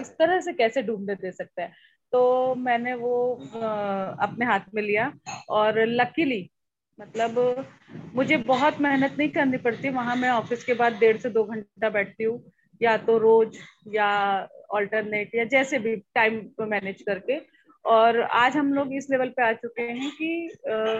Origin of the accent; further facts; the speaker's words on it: Jabalpur, Madhya Pradesh, India; मैं जबलपुर शहर से हूँ जबलपुर मध्य प्रदेश जो हार्ट ऑफ इंडिया कहलाया जाता है तो वहाँ से मैं हूँ